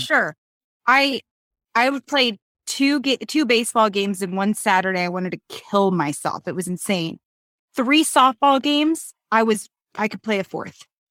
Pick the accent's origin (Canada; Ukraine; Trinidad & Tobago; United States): United States; Reno, Nevada; I'm from Reno